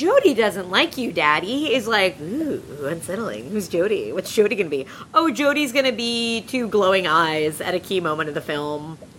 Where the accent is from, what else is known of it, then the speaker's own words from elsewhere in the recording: Long Island, New York, United States; I'm from Long Island.